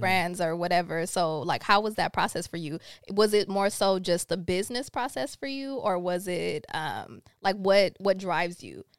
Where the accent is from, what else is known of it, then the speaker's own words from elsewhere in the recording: Rancho Cucamonga, California, United States; also born or lived in Los Angeles / Jamaica (family); I grew up in Rancho Cucamonga, like, Ontario, like, I always went to school in L A, but we always lived out there